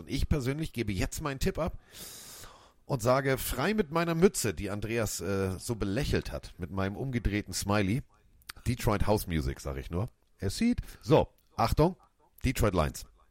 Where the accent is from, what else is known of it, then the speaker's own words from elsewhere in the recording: Hamburg, Germany; als Hamburger